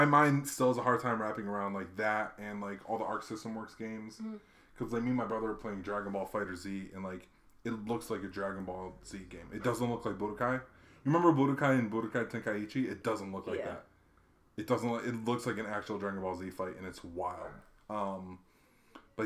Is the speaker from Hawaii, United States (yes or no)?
yes; Hawaii, United States; I grew up in Hawaii